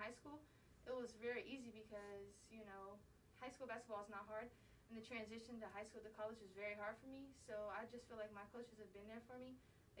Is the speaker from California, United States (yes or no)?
no; Cobb County, Georgia, United States; I am from Cobb County, so I want to be close to home.